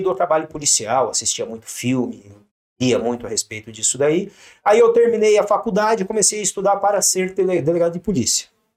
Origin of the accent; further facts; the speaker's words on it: São José dos Campos, São Paulo, Brazil; also born or lived in Cosmópolis; Eu nasci em Cosmópolis, mas vim é, perto de Campinas, vim para cá, para São José, com 5, 6 anos de idade.